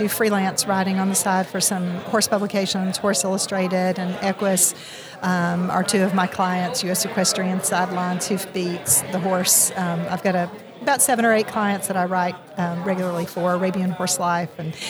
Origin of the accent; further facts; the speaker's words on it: Bledsoe County, Tennessee, United States; I grew up in Bledsoe County in southeast Tennessee.